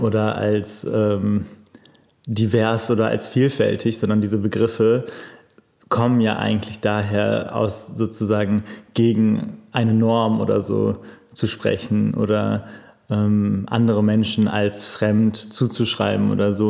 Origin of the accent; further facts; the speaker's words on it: Cologne, North Rhine-Westphalia, Germany; ich bin in ähm, Köln aufgewachsen. Ähm, also ich bin ein richtiger Kölscher Jung